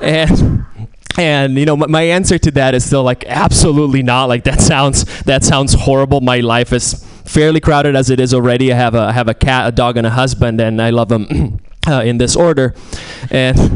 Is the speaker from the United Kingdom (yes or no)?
no; Italy; moved away; I'm Italian. I'm originally from Italy